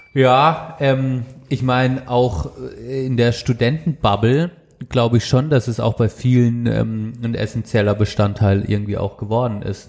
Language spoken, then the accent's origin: German; Baden-Württemberg, Germany; bei uns in Südbaden